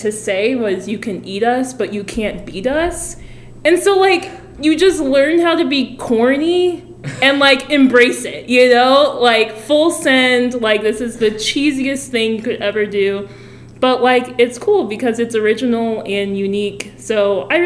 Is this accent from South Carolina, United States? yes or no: no; Freeport, Illinois, United States; moved away as an adult; I'm from Freeport, Illinois. We call it Pretzel City because that's our high school mascot